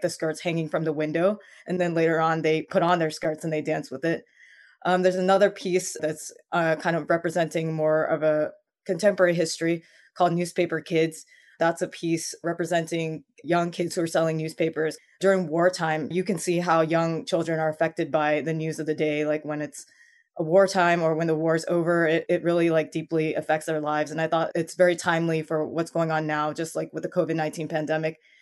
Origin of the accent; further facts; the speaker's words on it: United States; as an American-born Chinese